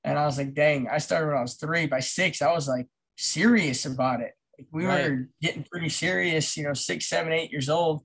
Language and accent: English; Johnsburg, Illinois, United States; also born or lived in Carol Stream, Illinois; in second grade, we moved from Carroll Stream to Johnsburg, McHenry area